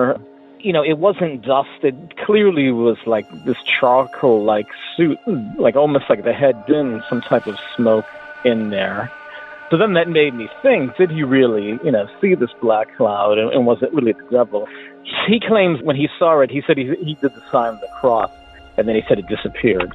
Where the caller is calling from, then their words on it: Hartford, Connecticut, United States; I'm calling from Hartford, Connecticut